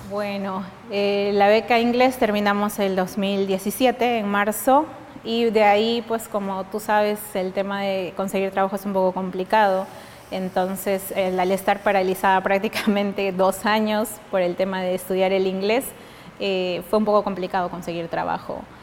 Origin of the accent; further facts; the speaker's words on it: Oxapampa, Pasco, Peru; moved away as an adult; also born or lived in Miskolc, Hungary; Oxapampa, que es mm. mi ciudad natal